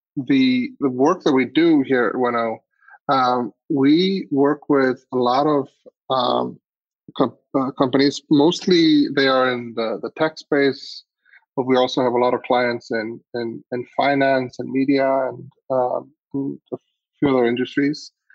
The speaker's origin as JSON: {"language": "English", "country": "Iceland", "tie": "born or raised there", "said": "I grew up in Iceland"}